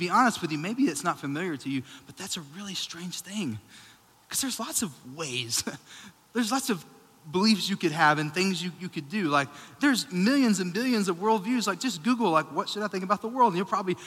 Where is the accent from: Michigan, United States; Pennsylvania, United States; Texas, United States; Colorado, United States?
Texas, United States; Sweetwater; moved away; I grew up in Sweetwater, Texas.